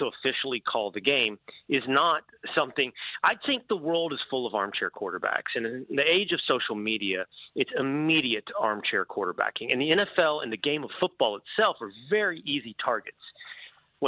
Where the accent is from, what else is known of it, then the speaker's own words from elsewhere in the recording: Texas, United States; I'm from Texas, and I readily own up to all of my Texas-based biases